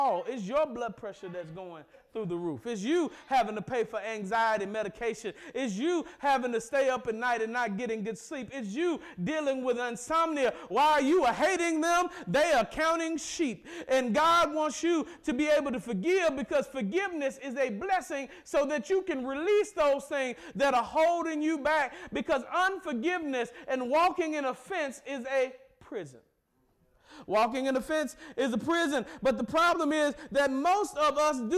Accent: the South, United States; I'm from the South

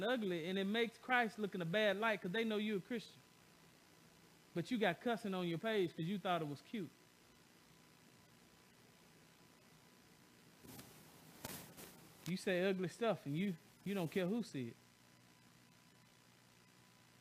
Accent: the South, United States; I'm from the South

